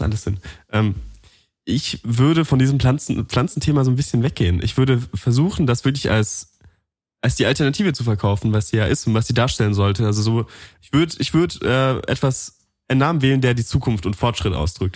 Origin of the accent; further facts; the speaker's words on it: Allgäu, Bavaria, Germany; Ich komme aus dem Allgäu